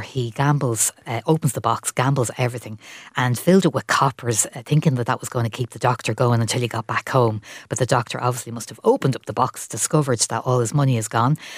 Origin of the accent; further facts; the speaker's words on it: Ireland; I'm originally from Tallow, but I went to the Savoy a lot